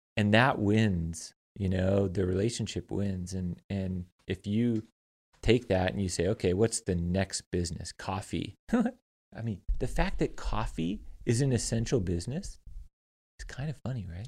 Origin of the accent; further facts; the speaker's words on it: California, United States; moved away; I come from California